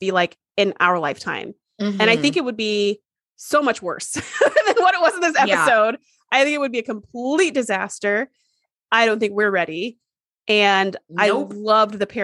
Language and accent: English; United States; as an American